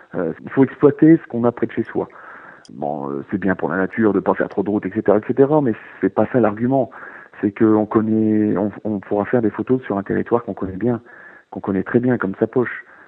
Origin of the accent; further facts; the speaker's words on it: Nord-Pas-de-Calais, Hauts-de-France, France; moved away as an adult; also born or lived in Jura / Besançon; j'ai grandi dans le Nord-Pas-de-Calais, euh, dans, dans, un petit village à la campagne